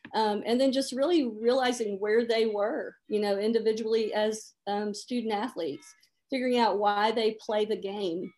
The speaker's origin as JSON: {"language": "English", "town": "Memphis", "region": "Tennessee", "country": "United States", "tie": "born or raised there", "moved": "as an adult", "said": "I grew up in Memphis, Tennessee"}